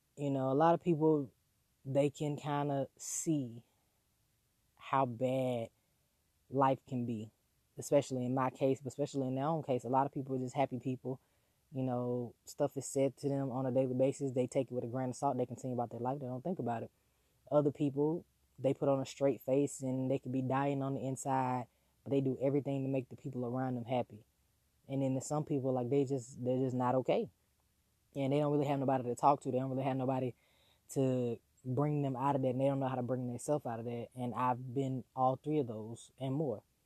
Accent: the South, United States; growing up in the South

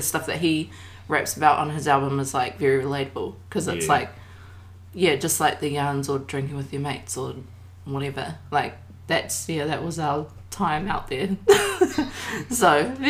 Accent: Papakura, Auckland, New Zealand; We're from... we grew up in Kura.

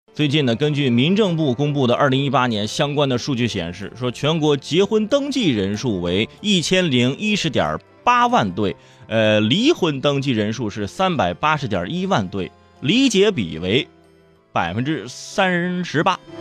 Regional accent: Northeast China, China; 我就是东北人

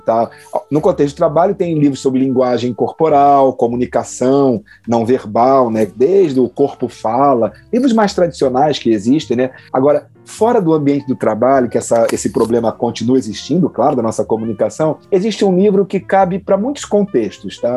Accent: Rio de Janeiro, Brazil; moved away; also born or lived in Santa Catarina; eu que sou do Rio de Janeiro, tive alguma dificuldade quando cheguei a Santa Catarina

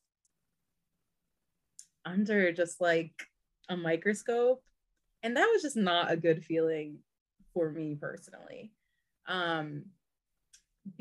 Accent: Pennsylvania, United States; I'm from Pennsylvania

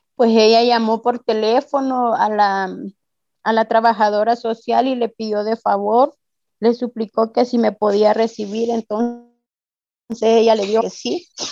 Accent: El Salvador; moved away as an adult; now in Ciudad Juárez, Mexico; Vengo eh, vengo del Salvador

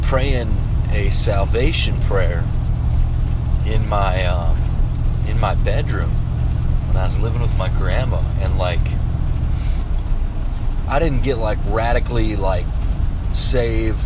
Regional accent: Pillager, Minnesota, United States; also born or lived in Osakis, Minnesota; I moved from Pillager, Minnesota to Osakis, Minnesota. This is the beginning of the 11th grade

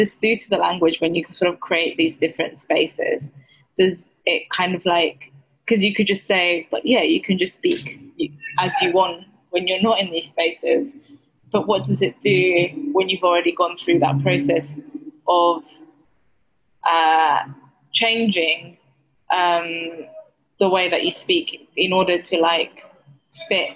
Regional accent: Cyprus; accent: Cypriot dialect; I'm from Cyprus, so we have a Cypriot dialect

